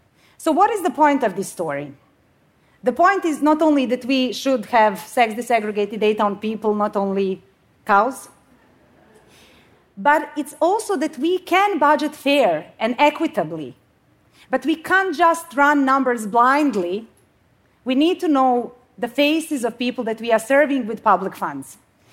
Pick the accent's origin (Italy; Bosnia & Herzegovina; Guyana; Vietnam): Bosnia & Herzegovina; now in Sweden; So I come from Bosnia. I mean, I live in Sweden now, but you don't need to know my whole life story. But the story that I do want to share is from my home country.